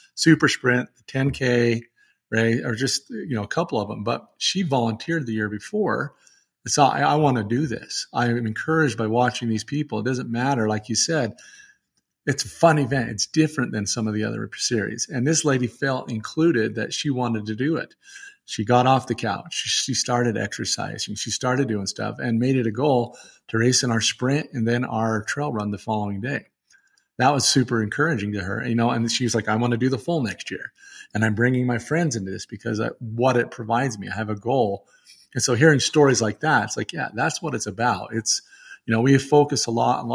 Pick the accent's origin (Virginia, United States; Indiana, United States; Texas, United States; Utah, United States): Utah, United States; we're both from Utah.